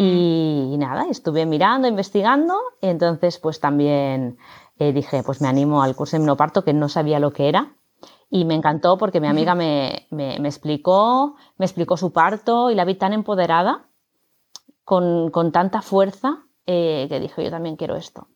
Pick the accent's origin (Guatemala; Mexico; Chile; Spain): Spain; Barcelona, Catalonia; now in Madrid, Spain; yo vivo en Madrid, soy de Barcelona, pero vivo en Madrid